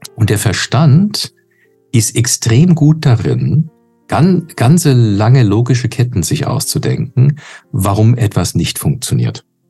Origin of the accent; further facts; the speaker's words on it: Canada; moved away; ich bin in Kanada geboren und aufgewachsen